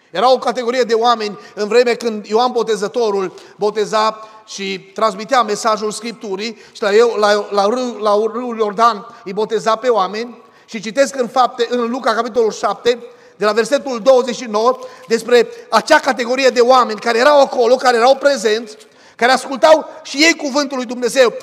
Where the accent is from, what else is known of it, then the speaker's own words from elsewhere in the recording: Arcalia, Bistrița-Năsăud, Romania; Eram la noi în sat, în satul Arcalia, de lângă Bistrița